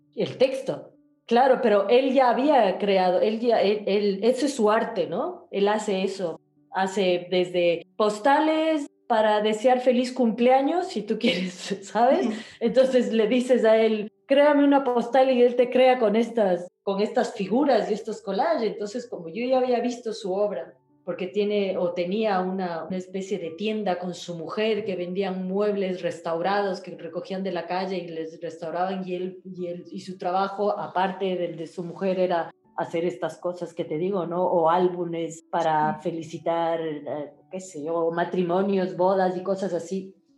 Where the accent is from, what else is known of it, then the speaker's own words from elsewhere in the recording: Ecuador; moved away as an adult; also born or lived in Africa / Nigeria / United States / Chile; now in Madrid, Spain; yo nací en Ecuador, pero mm, mi papá es italiano, inmigrante italiano